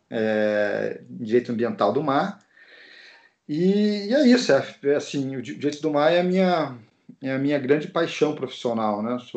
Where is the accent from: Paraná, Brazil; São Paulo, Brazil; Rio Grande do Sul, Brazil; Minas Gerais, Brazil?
Paraná, Brazil; Curitiba; eu sou natural de Curitiba, no Paraná, e eu queria morar na praia que eu surfava naquela época ainda